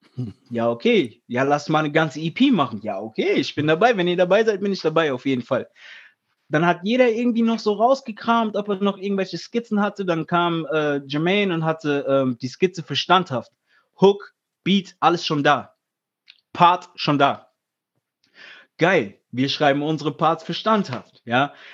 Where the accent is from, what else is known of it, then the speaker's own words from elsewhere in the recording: Friedberg, Hesse, Germany; weil wir sind aus Hessen, weißt du, ich meine, ich bin ursprünglich aus Friedberg